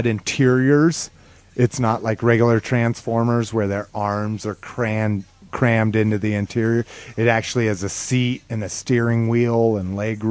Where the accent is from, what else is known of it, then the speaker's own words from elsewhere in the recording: New Mexico, United States; moved away; growing up in New Mexico